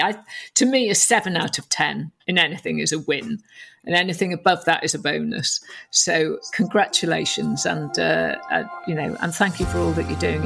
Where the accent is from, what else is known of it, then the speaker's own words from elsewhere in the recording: North Wales, United Kingdom; I was brought up a Catholic in North Wales